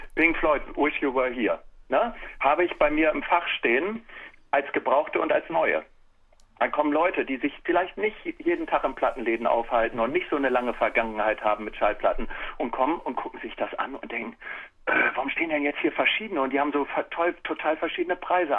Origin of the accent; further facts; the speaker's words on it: Germany; ich bin ja ein Kind des Viertels. Ne? Ich bin ja in der Zellerstraße aufgewachsen